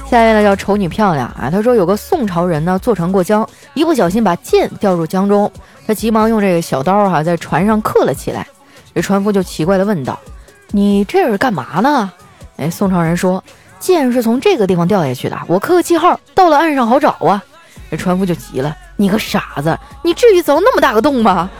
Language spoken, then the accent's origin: Chinese; Northeast China, China; 身为一个东北人